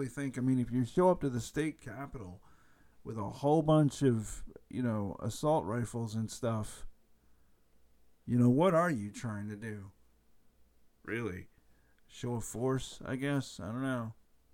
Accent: United States; I'm an American

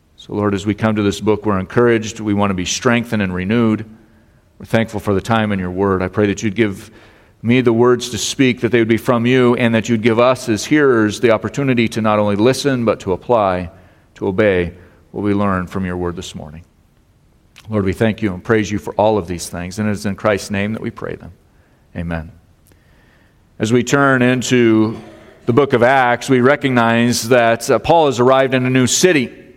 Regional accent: Colorado, United States; now in Michigan, United States; I grew up in Colorado

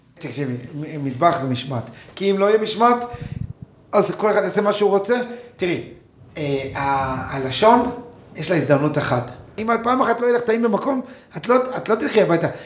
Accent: Kibbutz Amiad, Northern District, Israel; אני גדלתי בקיבוץ

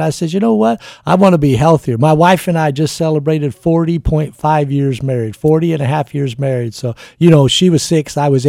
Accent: California, United States; born there; And, of course, you know my voice got kind of have a little oaky twang because I was born in the South, Southern California.

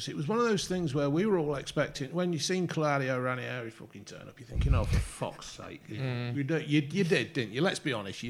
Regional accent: Derby, East Midlands, United Kingdom; born there; I was born in Derby, believe it or not.

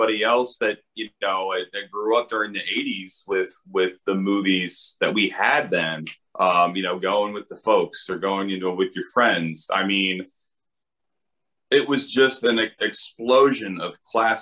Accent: Indiana, United States; moved away as an adult; now in Los Angeles, United States; I'm from Indiana, and I was living in Indiana at the time I had the idea

